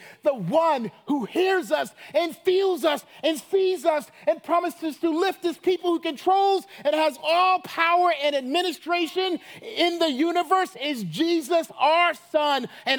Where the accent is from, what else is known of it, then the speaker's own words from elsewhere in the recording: Chicago, Illinois, United States; you know, I'm from Chicago, and I'm from that Harvard, Columbia crowd.